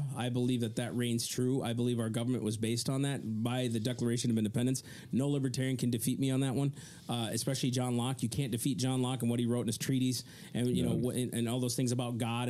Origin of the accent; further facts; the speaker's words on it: United States; we as the American people